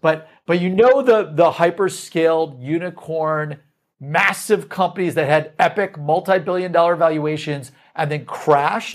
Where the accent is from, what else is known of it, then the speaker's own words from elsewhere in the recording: Midwest, United States; We're from the Midwest.